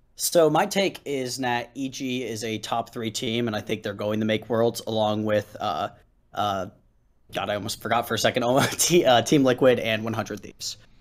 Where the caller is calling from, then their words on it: Philadelphia, Pennsylvania, United States; I'm calling from Philadelphia, Pennsylvania